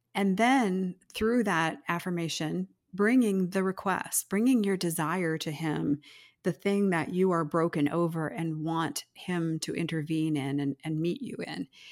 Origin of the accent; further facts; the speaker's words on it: United States; as modern American Christians